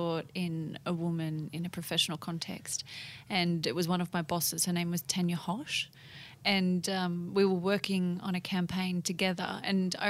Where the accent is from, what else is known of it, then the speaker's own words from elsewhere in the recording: Tamworth, New South Wales, Australia; that's my home country